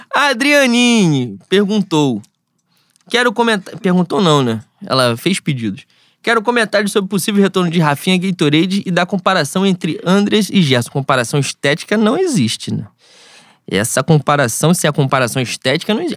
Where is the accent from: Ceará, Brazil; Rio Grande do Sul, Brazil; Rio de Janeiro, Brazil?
Rio de Janeiro, Brazil; é a escola da onde eu venho, né? Sou de Bangu